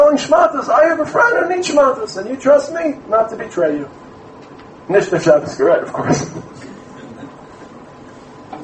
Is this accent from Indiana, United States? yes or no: no; New York City, New York, United States; I come from Brooklyn